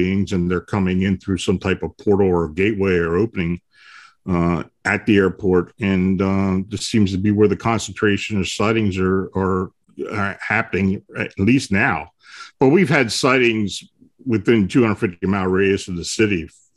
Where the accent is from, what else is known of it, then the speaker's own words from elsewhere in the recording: Pennsylvania, United States; also born or lived in Baltimore, Maryland; I was born and raised up here in Pennsylvania, but I had moved down there after I got out of high school